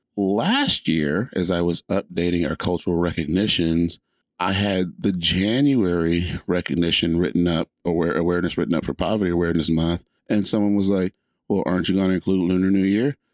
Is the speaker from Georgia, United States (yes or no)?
yes; just outside of Atlanta, Georgia, United States; I grew up in Georgia, and where I grew up in Georgia was just outside of Atlanta